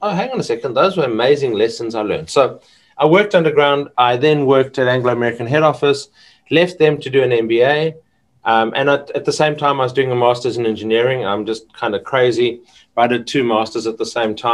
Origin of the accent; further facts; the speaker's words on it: Johannesburg, Gauteng, South Africa; moved away as an adult; now in Perth, Australia; When I go back to Johannesburg, which is where I grew up